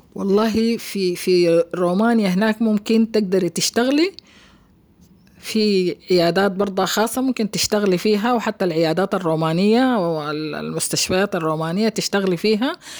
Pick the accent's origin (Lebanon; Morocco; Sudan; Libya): Sudan; Khartoum; moved away as an adult; also born or lived in Romania; نشأتي في الخرطوم